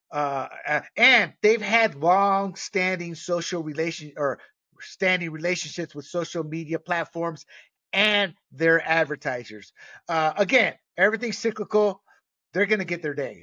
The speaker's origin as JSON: {"language": "English", "country": "Panama", "tie": "born or raised there", "moved": "yes", "said": "I was born and raised in Panama"}